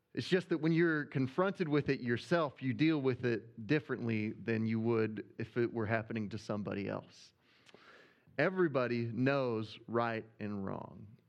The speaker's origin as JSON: {"language": "English", "region": "Arkansas", "country": "United States", "accent": "Arkansas", "said": "my Arkansas accent"}